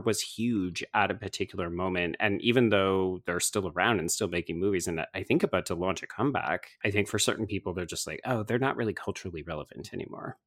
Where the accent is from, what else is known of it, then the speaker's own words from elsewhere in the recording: Canada; I will speak for myself as a Canadian